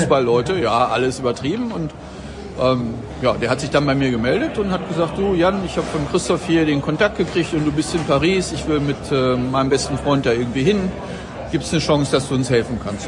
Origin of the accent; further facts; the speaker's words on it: Celle, Lower Saxony, Germany; also born or lived in Bremen; now in Bad Oeynhausen, Germany; gebürtig in Celle in Niedersachsen